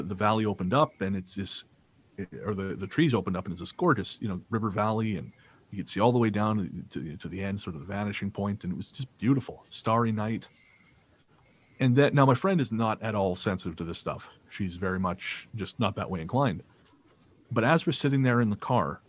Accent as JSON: {"language": "English", "town": "Revelstoke", "region": "British Columbia", "country": "Canada", "tie": "born or raised there", "said": "when I was growing up in Revelstoke"}